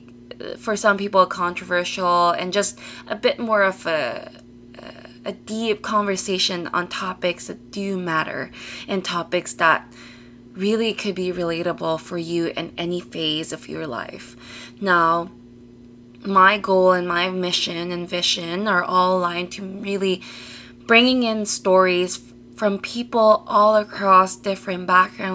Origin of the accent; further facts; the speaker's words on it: Toronto, Ontario, Canada; also born or lived in British Columbia; I'm from Toronto